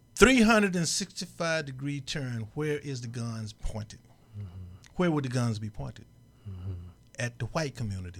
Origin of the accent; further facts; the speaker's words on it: Mississippi, United States; I grew up in Mississippi